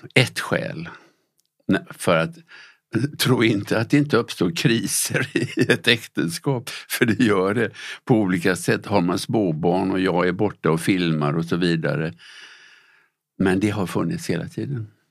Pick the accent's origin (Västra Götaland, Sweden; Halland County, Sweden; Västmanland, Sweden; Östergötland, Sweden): Västra Götaland, Sweden; Gothenburg; Jag växte upp i Göteborg